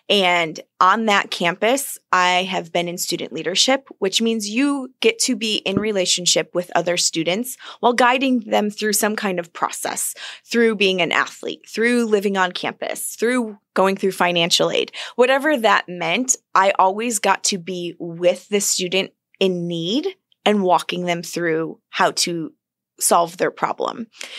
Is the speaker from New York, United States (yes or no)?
yes; Buffalo, New York, United States; Buffalo, New York.